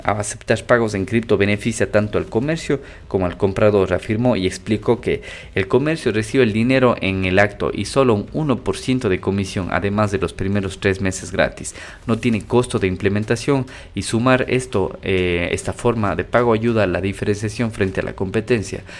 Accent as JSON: {"language": "Spanish", "country": "Ecuador", "said": "yo soy de Ecuador"}